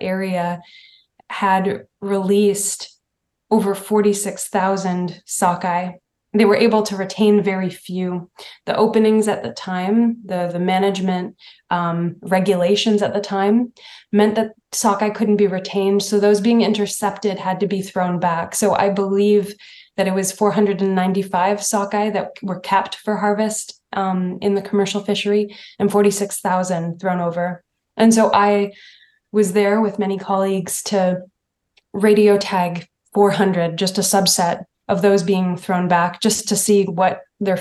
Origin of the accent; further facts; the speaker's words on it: Mi'kmaq territory on the East Coast, Atlantic Canada, Canada; moved away; I was raised in Mi'kmaq territory on the East Coast